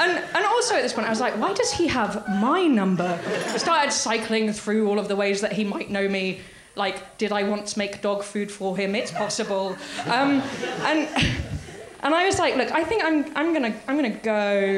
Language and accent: English; Northern Ireland, United Kingdom; accent: Northern Irish; And I said, drifting into my Northern Irish accent, well, sure, you don't sound much like Ken Livingstone, do you?